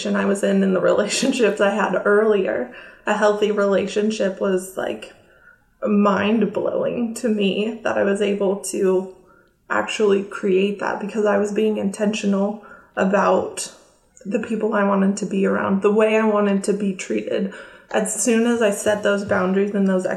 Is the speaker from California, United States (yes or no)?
yes; California by San Francisco, United States; moved away as an adult; also born or lived in Florida; now in Oklahoma, United States; I grew up in California by San Francisco